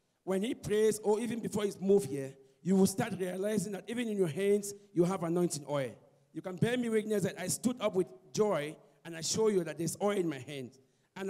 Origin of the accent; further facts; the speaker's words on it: Cameroon; now in Cape Town, South Africa; I'm from Cape Town, originally from Cameroon.